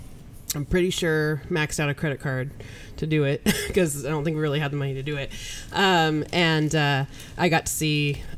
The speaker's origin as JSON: {"language": "English", "town": "Portland", "region": "Oregon", "country": "United States", "tie": "born or raised there"}